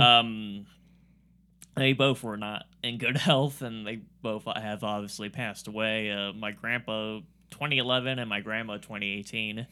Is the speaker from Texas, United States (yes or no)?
no; Warren, Ohio, United States; I have a Warren address, but I don't live in Warren